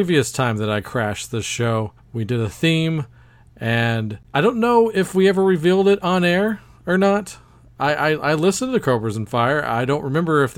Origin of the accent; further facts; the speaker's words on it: Texas, United States; my home state of Texas